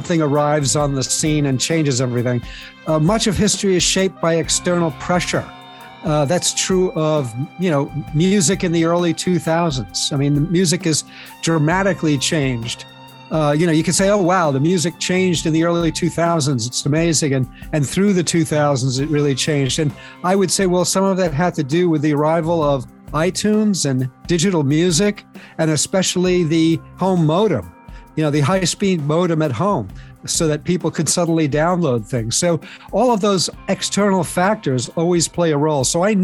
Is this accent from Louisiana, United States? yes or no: no; New York, United States; when I was a kid growing up in New York, I grew up in the 60s